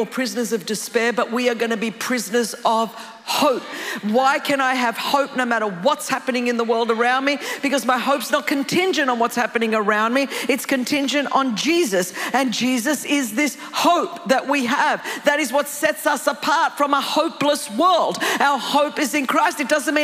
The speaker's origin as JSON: {"language": "English", "region": "California", "country": "United States", "said": "I'm from California."}